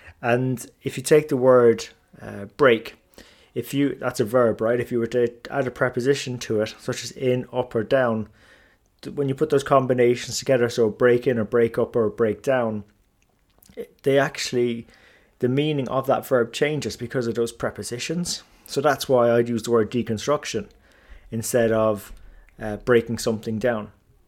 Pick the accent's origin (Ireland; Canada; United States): Ireland; first language English; also born or lived in England; Now, I grew up in Ireland and England, so consider my first language as English, a native English speaker with a smattering of other languages that I picked up along the way.